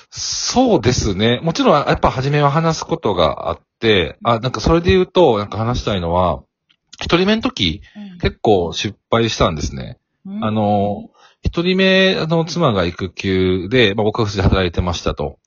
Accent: Kobe, Hyogo, Japan; 私、神戸出身なんですけど

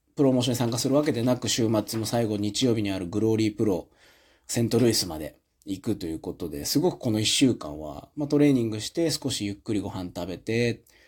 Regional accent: Japan; 生まれ育った国を、まあ、長く、まあ、約四ヶ月ないぐらいなんですけど、約、まあでも、約、ほぼよ、三ヶ月半以上ですから、四ヶ月離れて

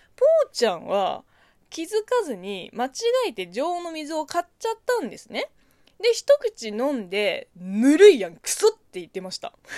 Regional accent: China; Japanese is a second language; moved away; 中国生まれ中国育ち

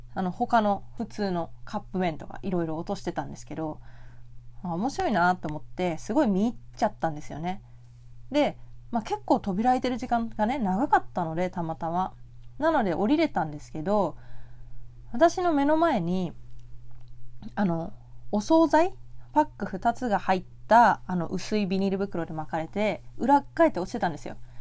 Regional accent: Tokyo, Japan; 東京生まれ東京育ちなので

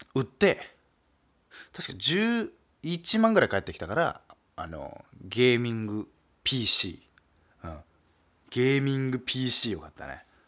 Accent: Nagasaki, Japan; accent: Nagasaki dialect; moved away; 僕はもう長崎出身

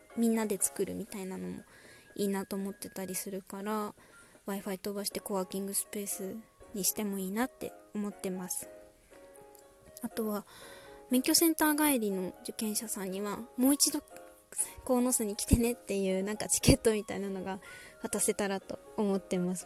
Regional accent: Konosu, Saitama, Japan; 私の地元ですね。埼玉県鴻巣市。

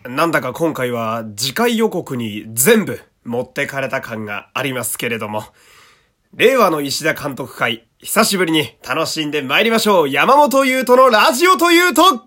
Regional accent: Fukui, Japan; 私の地元である福井県

